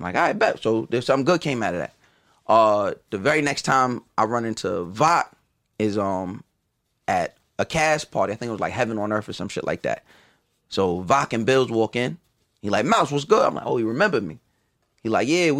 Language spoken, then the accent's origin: English; Long Island, New York, United States; also born or lived in Brooklyn; growing up on Long Island